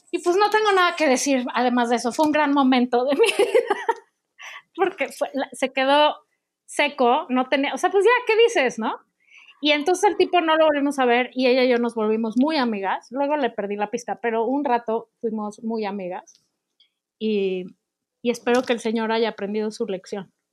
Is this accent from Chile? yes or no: no; Monterrey, Nuevo León, Mexico; Como buena regia, muy